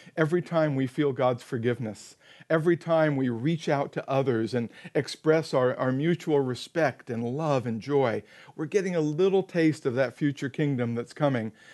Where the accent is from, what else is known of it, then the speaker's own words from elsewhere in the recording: Silicon Valley, California, United States; moved away as an adult; now in Rocky Mountains, United States; this is our hometown. We grew up in Silicon Valley, but we've been living in the Rockies for the last three years.